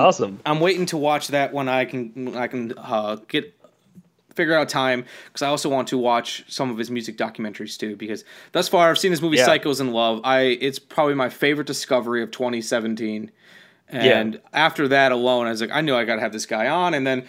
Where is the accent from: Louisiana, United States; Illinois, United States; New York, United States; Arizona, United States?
Louisiana, United States; New Orleans; I'm from New Orleans.